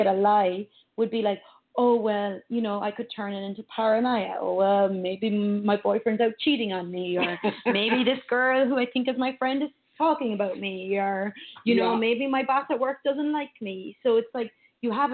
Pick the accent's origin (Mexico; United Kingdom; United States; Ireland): Ireland; moved away; growing up in Ireland